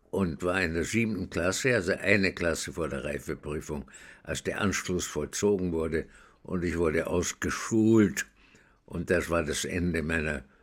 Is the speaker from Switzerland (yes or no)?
no; Vienna, Austria; Ich bin in Wien geboren 1921 und äh, bin dort äh, aufgewachsen in einer jüdischen Gemeinde, die nicht sehr orthodox war